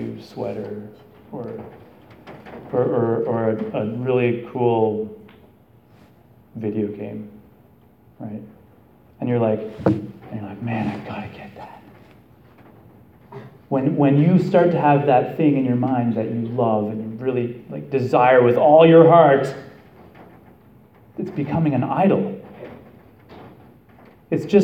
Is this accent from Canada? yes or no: yes; Canada; now in United States; I'm Canadian